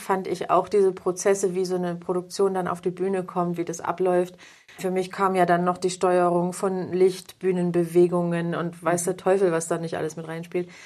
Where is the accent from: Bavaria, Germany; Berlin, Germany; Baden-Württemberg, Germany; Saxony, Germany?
Saxony, Germany; Plauen; war damals noch in, in Plauen, wo ich geboren bin